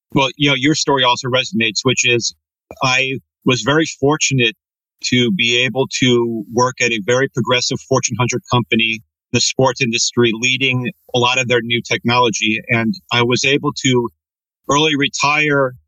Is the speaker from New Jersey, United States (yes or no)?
no; Redmond, Washington, United States; growing up in Redmond, Washington with an Italian family